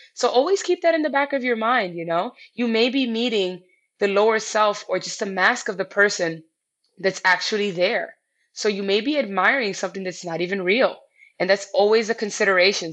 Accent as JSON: {"language": "English", "town": "New York City", "region": "New York", "country": "United States", "tie": "born or raised there", "said": "I'm classic New Yorker. I've lived here my entire life."}